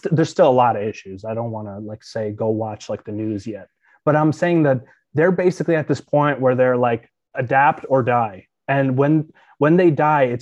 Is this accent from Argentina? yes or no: no; Ukraine; moved away; I was born in Ukraine.